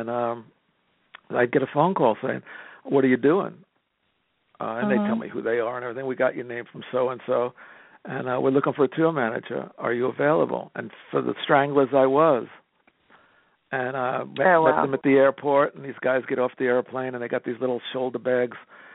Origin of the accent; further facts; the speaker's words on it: Jersey City, New Jersey, United States; also born or lived in England; I'm born and raised in Jersey City.